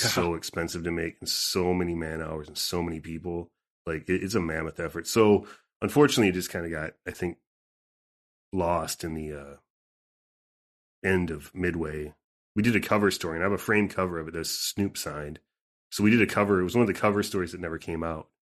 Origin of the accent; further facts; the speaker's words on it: southern Minnesota, United States; where I grew up, I mean, in southern Minnesota